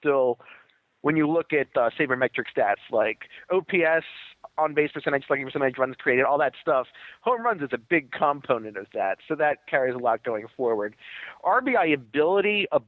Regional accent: Baltimore, Maryland, United States; I grew up in Baltimore, and everyone was Orioles crazy

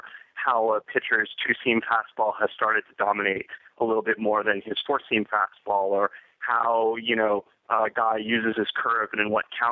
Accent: Boston, Massachusetts, United States; as a kid growing up in the Boston area

